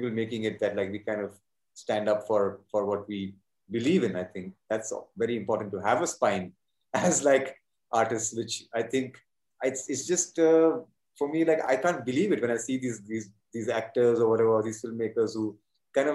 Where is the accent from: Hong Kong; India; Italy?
India; Kolkata, West Bengal; accent: Calcutta Hindi; first language Hindi; English is a second language; moved away as an adult; also born or lived in United States / Mumbai; us being Hindi actors from Calcutta